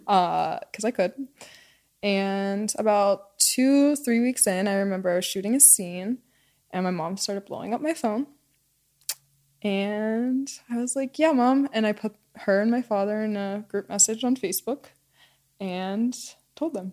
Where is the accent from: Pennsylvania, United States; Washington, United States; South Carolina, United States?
Pennsylvania, United States; moved away; I grew up in Pennsylvania